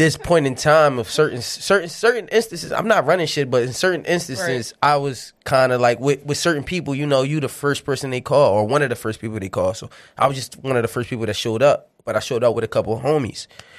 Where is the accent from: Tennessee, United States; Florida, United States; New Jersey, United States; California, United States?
New Jersey, United States; Well, I'm just saying I'm from Jersey.